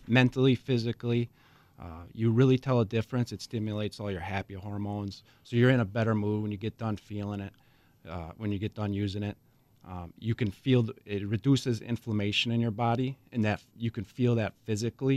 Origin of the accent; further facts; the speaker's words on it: Racine, Wisconsin, United States; also born or lived in Hales Corners, Wisconsin / Mukwonago, Wisconsin / Oconomowoc, Wisconsin; I grew up in Racine